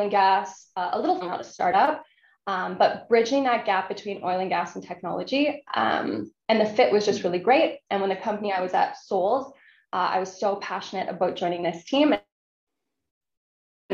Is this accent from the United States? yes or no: no; Calgary, Alberta, Canada; growing up in Calgary